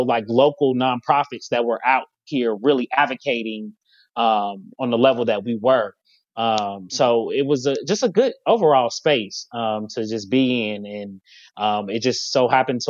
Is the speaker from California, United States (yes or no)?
no; Cincinnati, Ohio, United States; now in Columbus, United States; I'm from Cincinnati